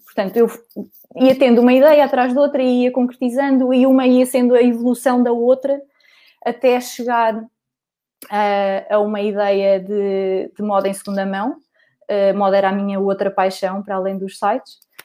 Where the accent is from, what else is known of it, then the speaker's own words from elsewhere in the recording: Coimbra, Centro, Portugal; sou de Coimbra